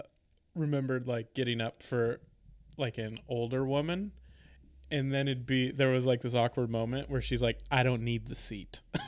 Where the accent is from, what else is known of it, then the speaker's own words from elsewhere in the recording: San Diego, California, United States; I grew up in San Diego.